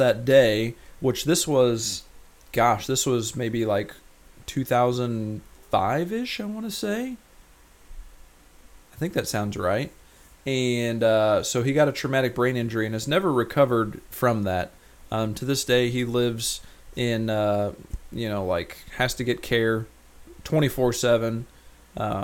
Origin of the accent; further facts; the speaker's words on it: Rolla, Missouri, United States; moved away; my hometown of Rolla, Missouri